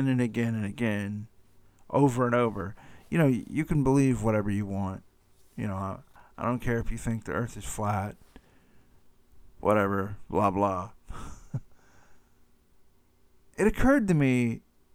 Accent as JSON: {"language": "English", "town": "Atlanta", "region": "Georgia", "country": "United States", "tie": "born or raised there", "said": "my hometown of Atlanta, Georgia"}